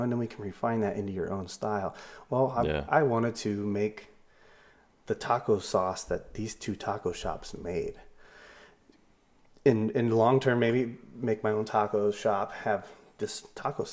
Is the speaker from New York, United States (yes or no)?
no; Southern California, United States; I grew up in Southern California